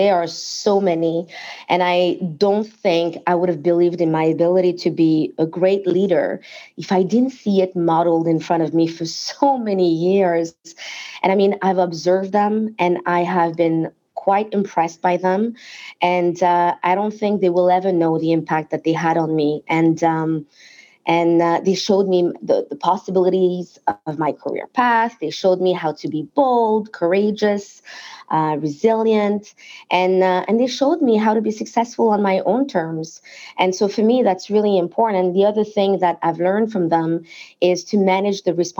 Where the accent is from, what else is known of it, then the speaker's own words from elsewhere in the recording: France; English is a second language; moved away; So my family and I immigrated from France in the mid-90s. And I was given a shot at a job in an insurance company by a woman who really saw my potential, despite the fact that I barely spoke English then